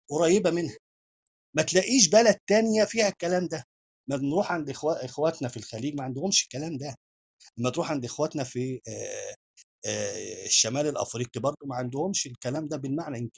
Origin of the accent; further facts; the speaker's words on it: Egypt; أنا مجمّع ثقافات. المصري مجموعة هائلة من الثقافات. أنا خدت من اليونان، وخدت من الرومان.